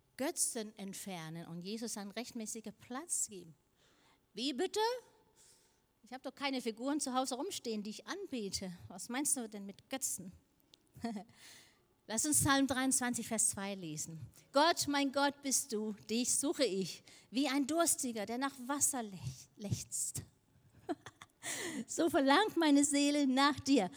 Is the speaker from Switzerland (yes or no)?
no; Denmark; moved away; ich komme aus Dänemark, aber Dänisch ist eine kleine Sprache